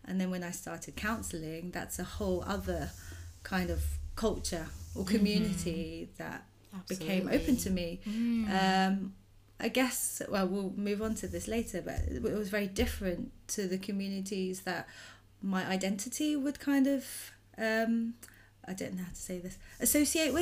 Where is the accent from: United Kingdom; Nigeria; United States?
United Kingdom; I was born in the UK. My parents got married here, and so I was born here